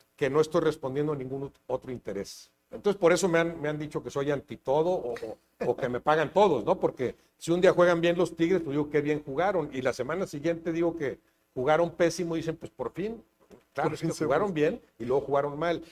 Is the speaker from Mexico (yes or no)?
yes; Monterrey, Nuevo León, Mexico; moved away; also born or lived in Mexico City; nací en Monterrey hace 65 eh, años